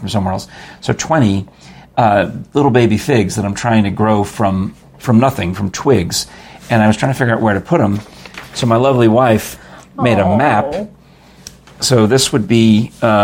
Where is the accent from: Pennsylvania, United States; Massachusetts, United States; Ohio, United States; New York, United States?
New York, United States; now in Oak Ridge area, United States; I grew up in New York